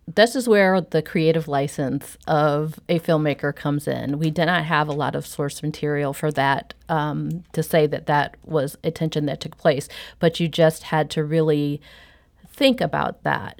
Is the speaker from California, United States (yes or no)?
no; St. Louis, Missouri, United States; I was born and raised here in Saint Louis